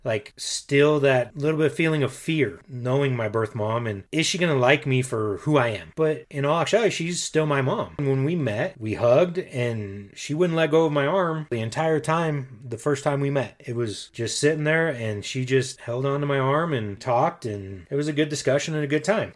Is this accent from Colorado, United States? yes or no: yes; Denver, Colorado, United States; also born or lived in Aurora, Colorado; I was raised in Denver, Colorado, and grew up on the same street basically my entire life